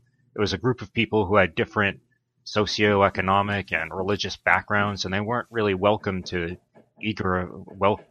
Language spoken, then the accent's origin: English; Brockton, Massachusetts, United States; moved away as an adult; also born or lived in Pennsylvania / Los Angeles, California / Washington, D.C.; I grew up in a blue-collar town in Massachusetts called Brockton